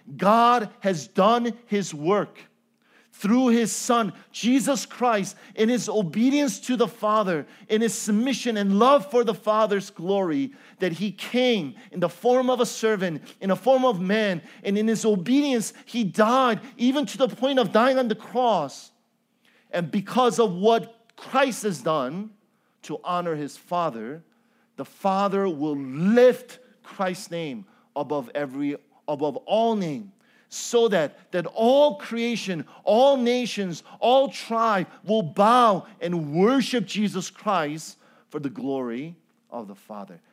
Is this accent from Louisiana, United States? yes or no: no; Chicago, Illinois, United States; also born or lived in Cambodia; I am from Chicago